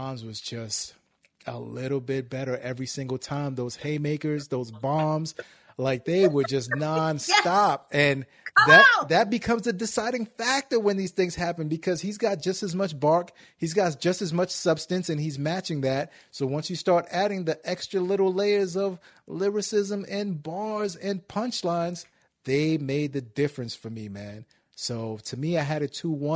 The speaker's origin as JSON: {"language": "English", "town": "New York City", "region": "New York", "country": "United States", "moved": "yes", "lives_now": "Cleveland, United States", "said": "I'm from Brooklyn, but I'm out here in Cleveland now."}